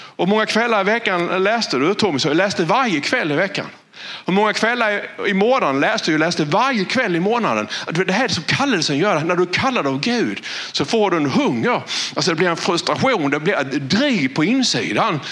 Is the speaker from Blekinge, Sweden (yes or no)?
yes; Valje, Blekinge, Sweden; jag är född i Valje. Och det är ju ett av de minsta samhällena i världen.